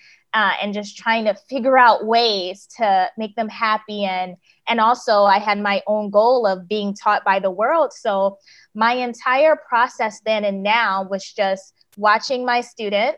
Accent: United States; moved away as an adult; also born or lived in South Korea; now in Malaysia; I am in Malaysia now, but I'm American

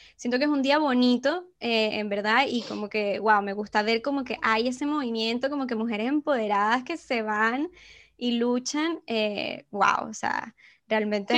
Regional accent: Venezuela; moved away; como venezolanas

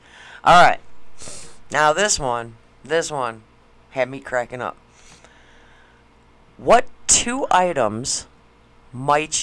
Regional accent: Schaumburg, Illinois, United States; moved away; I grew up in Schaumburg, which is another basically huge city

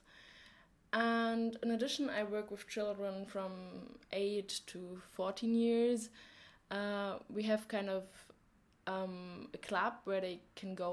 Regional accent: Germany; English is a second language; moved away as an adult; now in Poland; I'm from Germany and I'm 19 years old.

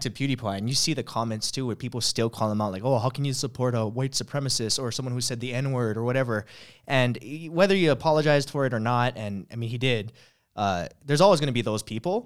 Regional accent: Hawaii, United States; from Hawaii

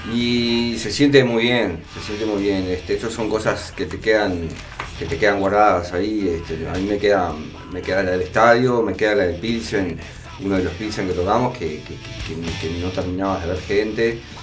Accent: Uruguay; somos uruguayos, fuimos mil veces al estadio a ver partidos

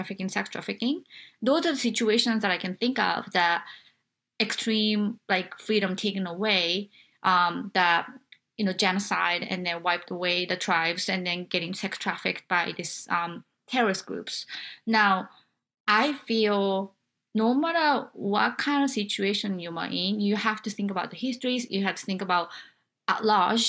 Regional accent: Japan; moved away as an adult; now in United States; I come from Japan, where not just the political thing, but the cultural things and then the gender inequality that I felt throughout my life till I was like 21, 22.

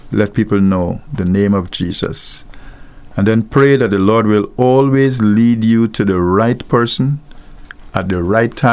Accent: Guyana; also born or lived in Mandeville, Jamaica; now in Antigua and Barbuda; I'm from Guyana, and there was no carnival in Guyana, and I was uh, before I came to Antigua, I lived in Jamaica, in the middle of Jamaica, in Mandeville

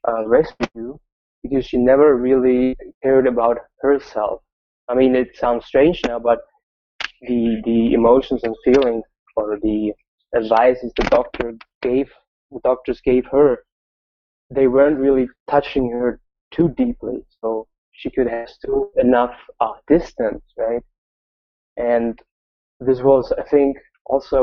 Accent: Germany; I'm from Germany

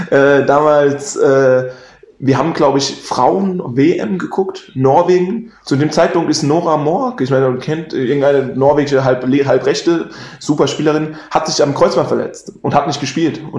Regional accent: Darmstadt, Hesse, Germany; jetzt Tom ist aus Koblenz, okay, ich bin aus Darmstadt. Wir hatten auch noch ein paar andere aus Darmstadt, die immer mit mir gefahren sind, ähm, also aus der Region Darmstadt.

